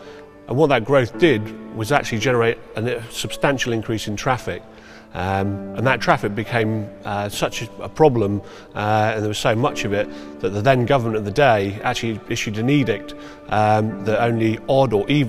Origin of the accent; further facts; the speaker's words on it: Lagos, Nigeria; As a child, I grew up in Lagos, the then capital of Nigeria.